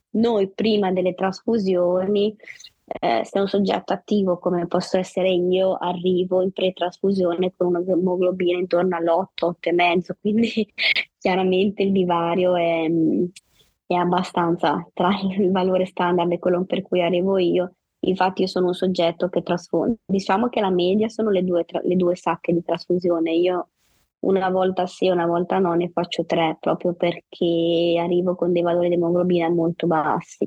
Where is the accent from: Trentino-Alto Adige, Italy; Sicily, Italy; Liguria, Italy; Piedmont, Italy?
Liguria, Italy; Savona; vivo, e sono nata a Savona in Liguria